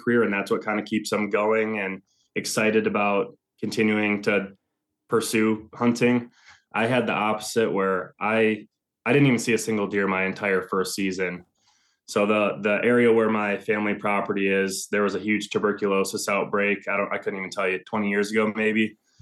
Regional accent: Northern Michigan, United States; moved away as an adult; also born or lived in Ann Arbor, Michigan; now in Ohio, United States; I'm currently living in North Central Ohio. Um, I'm originally from Northern Michigan

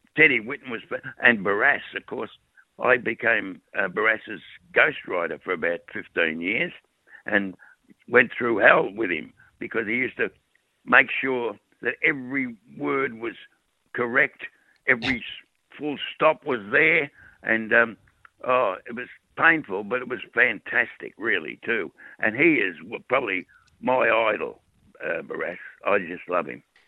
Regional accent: Melbourne, Victoria, Australia; I was born, bred, educated, married. I married the girl that lived opposite me uh, in Richmond, in Lennox Street, Richmond.

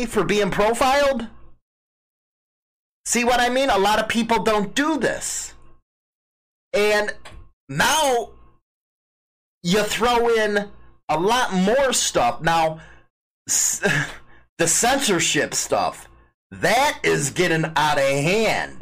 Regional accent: Chicago, Illinois, United States; moved away; I'm from Chicago, and where I live now is just nothing but country

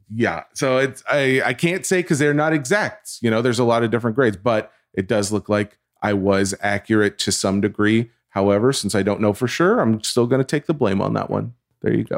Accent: the South, United States; I'm from the South

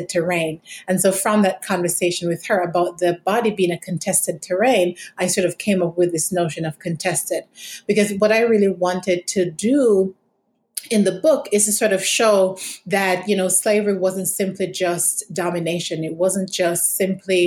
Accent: Jamaica; moved away; I'm from Jamaica. And in many respects, my experiences growing up in Jamaica

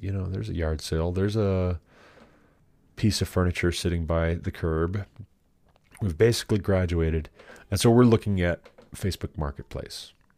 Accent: Glendive, Montana, United States; moved away; I'm from Glendive.

